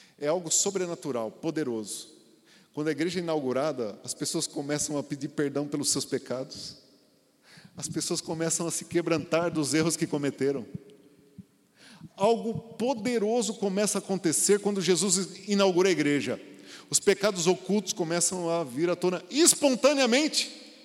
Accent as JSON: {"language": "Portuguese", "country": "Brazil", "said": "somos brasileiros como cidadãos"}